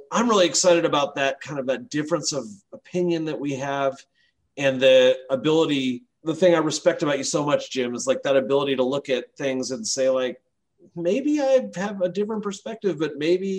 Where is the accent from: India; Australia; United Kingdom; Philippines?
United Kingdom; England; now in United States; I'm from England originally. My brother still lives in England